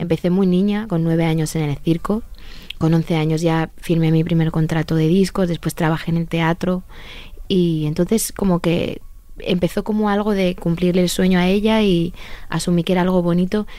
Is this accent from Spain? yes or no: yes; Spain; como españoles somos un pueblo muy fuerte